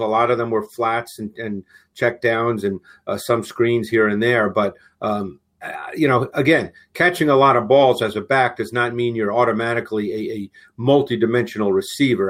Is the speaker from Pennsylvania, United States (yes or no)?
no; New York City, New York, United States; I grew up in Queens in New York